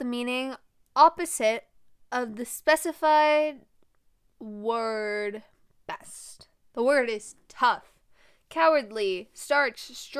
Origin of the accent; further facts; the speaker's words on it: United States; I'm from the United States.